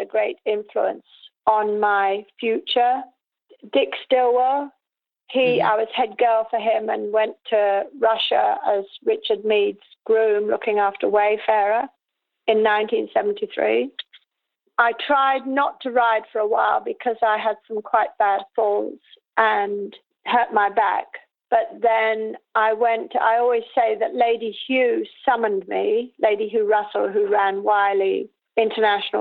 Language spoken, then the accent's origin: English; the Welsh hills, Wales, United Kingdom; I grew up on the Welsh hills